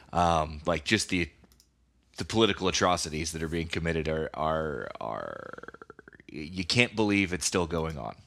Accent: United States; They know you're from America.

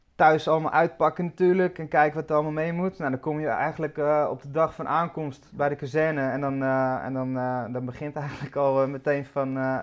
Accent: Amsterdam, North Holland, Netherlands; also born or lived in Badhoevedorp; Ik eh, ben geboren in, uh, in het dat is Nieuw Sloten. Ja. Dus eh, ja, Amsterdam Nieuw-West

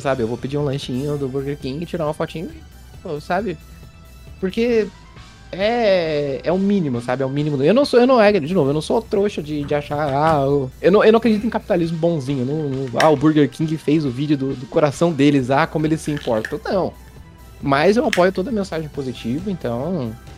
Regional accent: São José dos Campos, São Paulo, Brazil; da minha região aqui de São Paulo, que eu sou de São José dos Campos

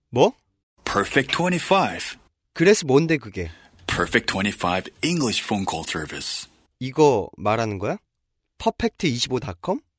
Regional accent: South Korea; 저도 한국 사람이고 늘 한국 뉴스 읽는지라 그런 내용인지는 알겠어요.

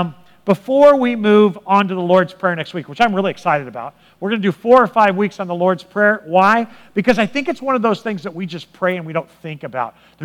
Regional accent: Southern California, United States; moved away as an adult; now in East Texas, United States; I'm not from here, I'm from Southern California

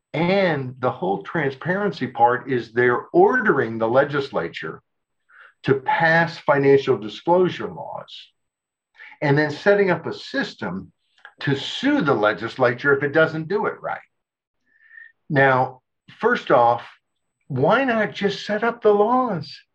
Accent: Arkansas, United States; I grew up in Arkansas

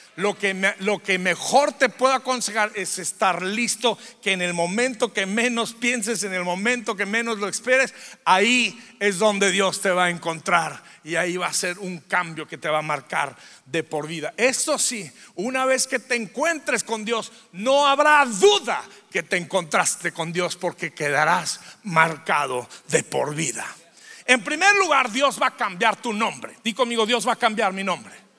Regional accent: Durango, Mexico; Soy de Durango.

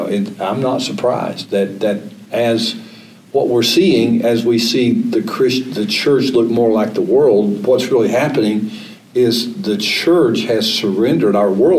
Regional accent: the South, United States; born there; I was born in America. I was born in the South.

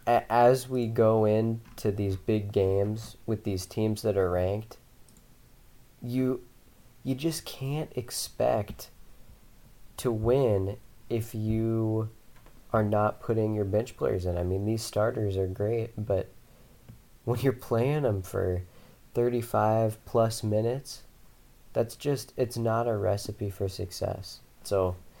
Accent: Spokane, Washington, United States; I grew up in Spokane.

